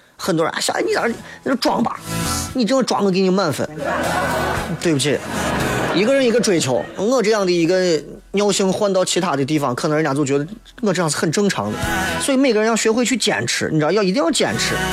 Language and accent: Chinese; China; 我们中国人说的人脉